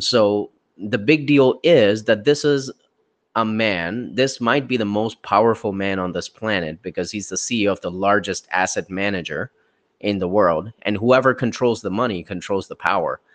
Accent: India; moved away; all the way from my home country, India

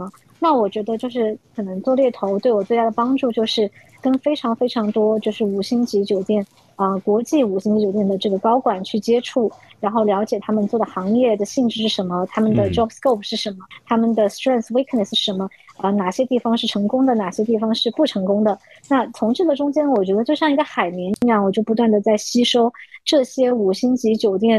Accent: China; moved away as an adult; now in Hong Kong; 我们其实从内地过来读大学的人，就是优势不是特别明显，因为我们的广东话毕竟不是 native 嘛

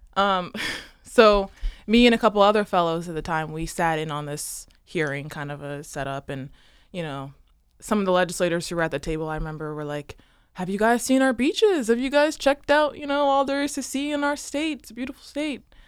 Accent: Newark, Delaware, United States; So, I grew up in Newark, outside the city limits

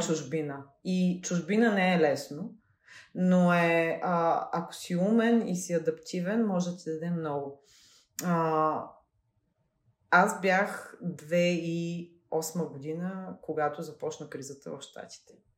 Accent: Veliko Tarnovo, Veliko Tarnovo Province, Bulgaria; като дете, което е от малък град, аз съм от Велико Търново

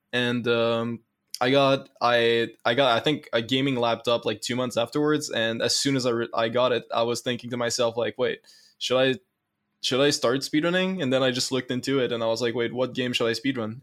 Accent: Canada

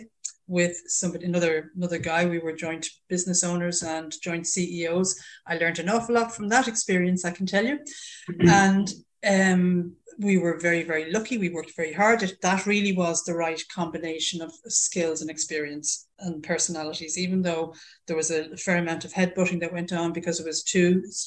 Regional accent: Ireland; accent: Irish; also born or lived in United Kingdom; As everybody can tell from this accent, I'm Irish through and through, born and bred there.

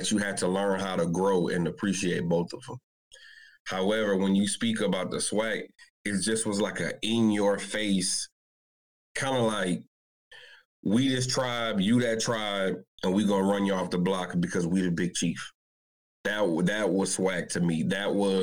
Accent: New Orleans, Louisiana, United States; I'm from New Orleans, right? From Louisiana.

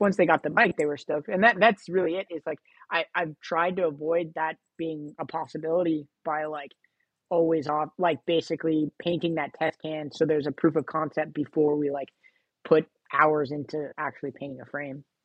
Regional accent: Sacramento, California, United States; also born or lived in Los Angeles, California; I've lived here pretty much uh, most of my formative years from like middle school on.

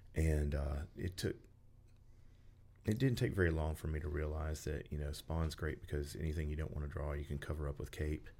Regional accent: Memphis, Tennessee, United States; I'm from the Memphis area.

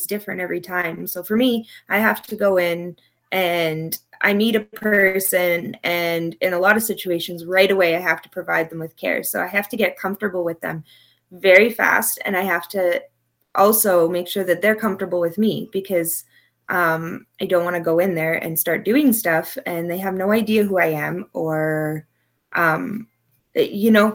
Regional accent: Ottawa, Ontario, Canada; moved away; I took the course at Algonquin College back home in Ottawa

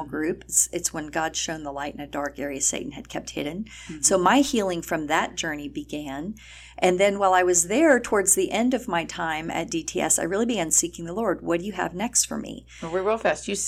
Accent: El Paso, Texas, United States; I'm from El Paso.

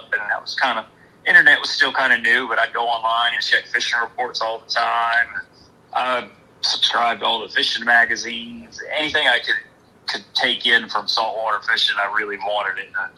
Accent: outside of Atlanta, Georgia, United States; now in Outer Banks, United States; I spent most of my childhood outside of Atlanta, Georgia.

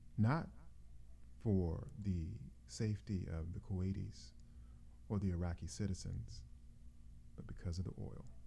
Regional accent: United States; as an American citizen, I'm a bit disappointed

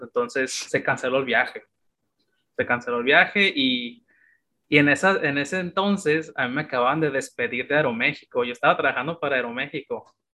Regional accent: Tijuana, Baja California, Mexico; moved away as an adult; now in China; yo crecí en Tijuana

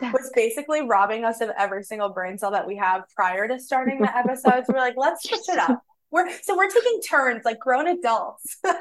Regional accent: Boston, Massachusetts, United States; I grew up in Boston

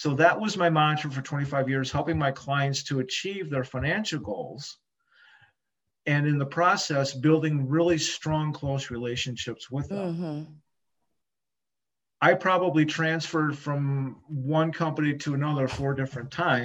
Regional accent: Michigan, United States; also born or lived in Ann Arbor, Michigan / Jackson, Michigan / Grand Rapids, Michigan; I'm a native Michiganian. I've always been here in Michigan.

